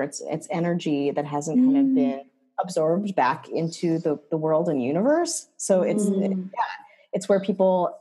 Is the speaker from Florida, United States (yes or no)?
no; rural Wisconsin, United States; I grew up in Wisconsin. Wisconsin, Jew in rural Wisconsin